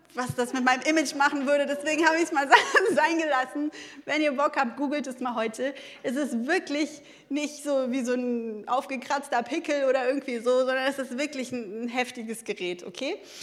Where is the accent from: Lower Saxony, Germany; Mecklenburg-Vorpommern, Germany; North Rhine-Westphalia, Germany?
North Rhine-Westphalia, Germany; Ruhr area; ich komme eigentlich so aus dem Ruhrgebiet